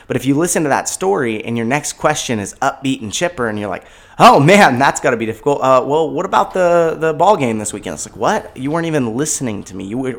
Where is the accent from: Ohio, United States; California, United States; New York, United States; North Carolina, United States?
California, United States; born there; I was born in California. I've never been displaced by a fire